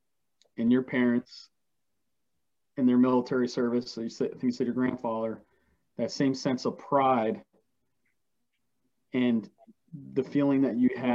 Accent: Poughkeepsie, New York, United States; I'm from Kipsey, New York

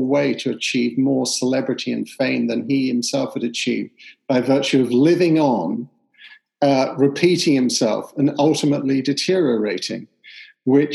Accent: London, United Kingdom; when I was a kid growing up in East London

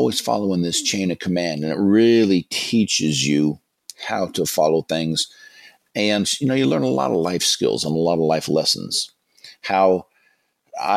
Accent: Marin County, California, United States; I grew up here in Marin County in California, which is just north of the Golden Gate Bridge, north of San Francisco

